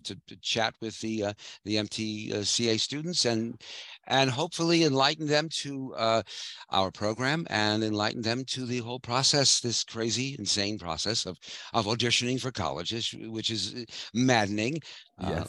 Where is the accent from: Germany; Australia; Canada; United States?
United States; New York City, New York; moved away as an adult; I'm a native of New York. I grew up in Brooklyn